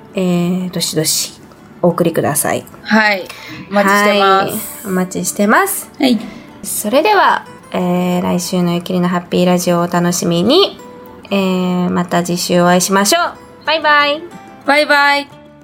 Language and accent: Japanese; Matsumoto, Nagano, Japan; moved away; 地元長野市じゃなくて松本市